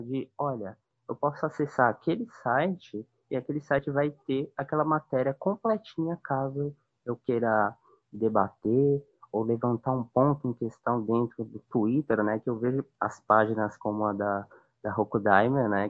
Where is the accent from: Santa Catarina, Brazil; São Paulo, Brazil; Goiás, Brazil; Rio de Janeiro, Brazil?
São Paulo, Brazil; moved away as an adult; now in Northeast Brazil; eu vim morar aqui faz uns cinco anos, mais ou menos, mas sou de São Paulo, né, original daí